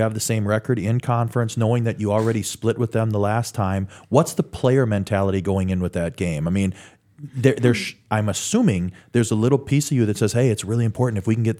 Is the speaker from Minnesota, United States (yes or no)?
yes; Minnesota, United States; now in Morris, United States